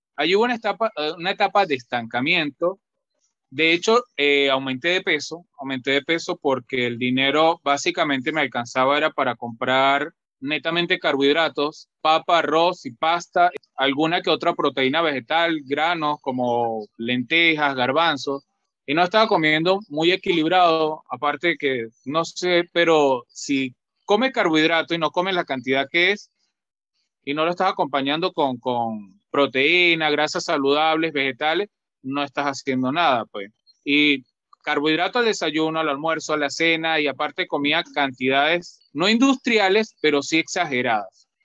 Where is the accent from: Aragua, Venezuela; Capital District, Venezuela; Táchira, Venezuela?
Táchira, Venezuela; La Grita; now in Lima, Peru; yo soy eh, nacido en un pueblo de un pueblo llamado La Grita que pertenece a los Andes de Venezuela